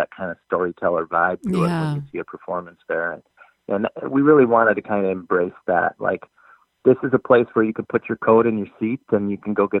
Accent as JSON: {"language": "English", "region": "Minnesota", "country": "United States", "tie": "born or raised there", "said": "I'm originally from Minnesota, born and raised, and I actually live in the neighborhood."}